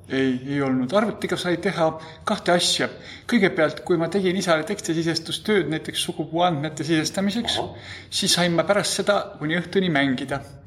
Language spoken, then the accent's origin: Estonian; Tartu, Tartu County, Estonia; meil oli põhikoolis niisugune vene keele õpetaja, kellega pidi õppima, nii et mul tõenäoliselt oli üsna normaalne vene keele oskus selle vanuse kohta. Tartu kaheteistkümnendas keskkoolis